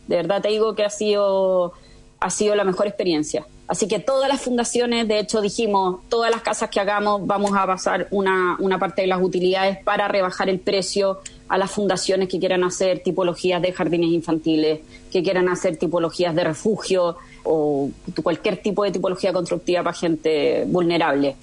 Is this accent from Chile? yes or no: yes; Chile; moved away as an adult; also born or lived in Spain / France / Amsterdam, Netherlands; soy chilena, pero me fui a vivir muy chica a España a los 18 años